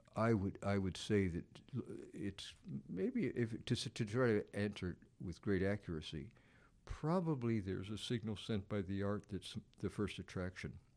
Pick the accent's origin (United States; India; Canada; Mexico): United States; Southern United States; in the case of the Southern United States, it's a natural thing for me. I mean, there's, having been raised there